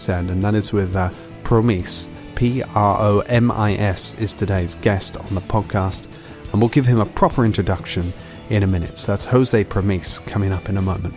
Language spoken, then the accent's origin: English; United Kingdom; I am British.